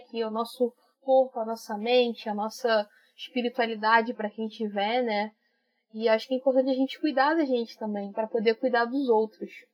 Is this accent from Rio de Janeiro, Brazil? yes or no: yes; Rio de Janeiro, Brazil; Sou do Rio de Janeiro, na zona norte do Rio, suburbana